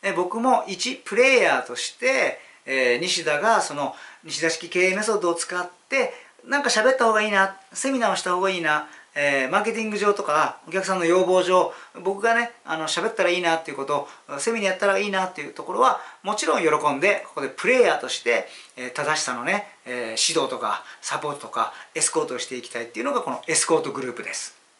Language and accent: Japanese; Yokohama, Kanagawa, Japan; 地元横浜にこもってた方がいいなと思ったら地元にこもらせてもらいます